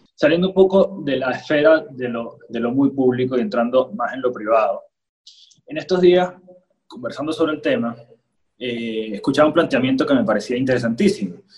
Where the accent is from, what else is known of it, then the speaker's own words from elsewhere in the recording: Venezuela; como ciudadano, como venezolano